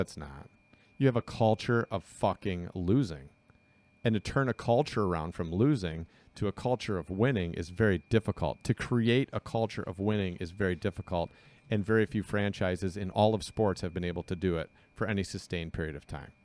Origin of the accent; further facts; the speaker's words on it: Southeast Michigan, United States; we're from Southeast Michigan.